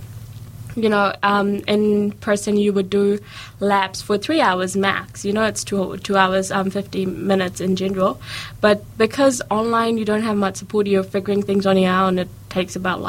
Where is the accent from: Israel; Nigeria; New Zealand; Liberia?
New Zealand; Auckland; moved away as an adult; now in Dunedin, New Zealand; I'm from Auckland originally.